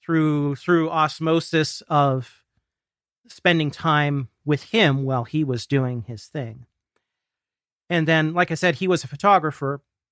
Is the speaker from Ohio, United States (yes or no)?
yes; Ohio, United States; a regional symphony where I grew up here in Ohio.